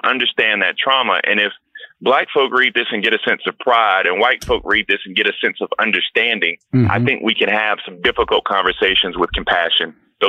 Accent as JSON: {"language": "English", "region": "the South", "country": "United States", "tie": "born or raised there", "said": "The unique part about growing up in the South, though, is that you don't have to just read your history in books."}